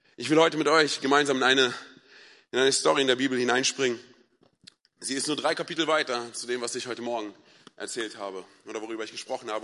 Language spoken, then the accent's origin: German; Berlin, Germany; ich bin ja ein Berliner Junge